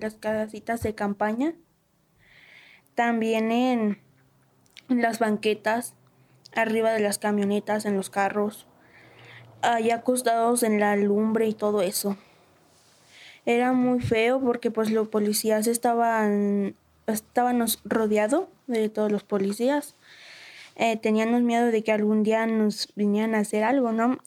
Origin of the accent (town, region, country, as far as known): San Juan de la Laguna, Jalisco, Mexico